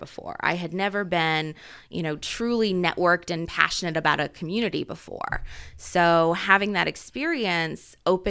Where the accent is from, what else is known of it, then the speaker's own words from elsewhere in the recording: Centerville, Indiana, United States; now in Muncie, United States; I actually grew up in a tiny town called Centerville, Indiana.